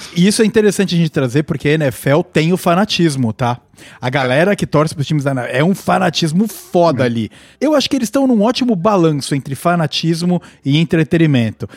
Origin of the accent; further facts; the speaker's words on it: Brazil; moved away as an adult; now in Vancouver, Canada; eu saí do Brasil em 2016